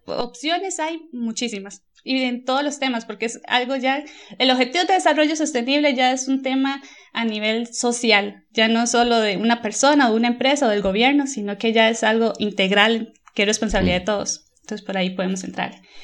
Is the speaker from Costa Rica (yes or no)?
yes; Costa Rica; now in Germany; actualmente vivo en Alemania, pero soy de Costa Rica